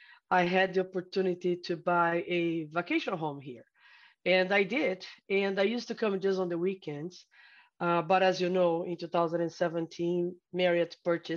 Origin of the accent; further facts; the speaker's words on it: São Paulo, Brazil; also born or lived in Miami, United States; now in Marco Island, United States; No, I am originally from Brazil. So I'm originally from a city called São Paulo.